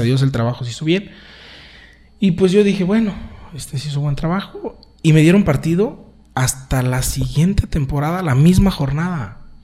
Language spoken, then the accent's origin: Spanish; San Juan de los Lagos, Jalisco, Mexico; yo soy orgullosamente de San Juan de los Lagos